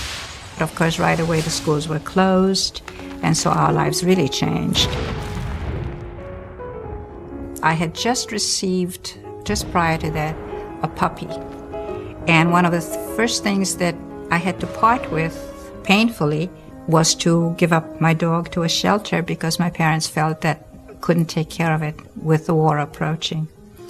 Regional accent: Krakow, Lesser Poland, Poland; born there; English is a second language; I was born in Krakow, Poland.

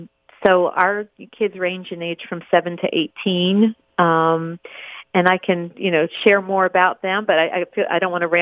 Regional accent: Chapel Hill, North Carolina, United States; also born or lived in New Jersey / Erie, Pennsylvania; Well, I was born in New Jersey, but I spent very little time there. My family quickly moved on to Erie, Pennsylvania, where I spent through fifth grade, we lived there. And then my family decided to move south, and we settled in Chapel Hill, North Carolina

